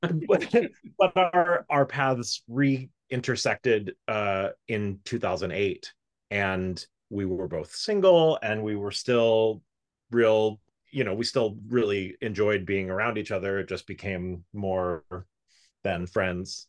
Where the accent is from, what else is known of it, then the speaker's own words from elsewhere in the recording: South Florida, United States; moved away; also born or lived in New York; I grew up in South Florida